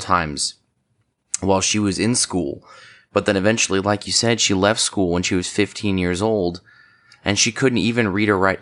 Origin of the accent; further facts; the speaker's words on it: United States; I'm from Washington